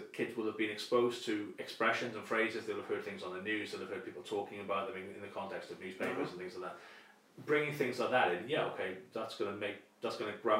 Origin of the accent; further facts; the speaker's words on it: United Kingdom; as a British student of medieval history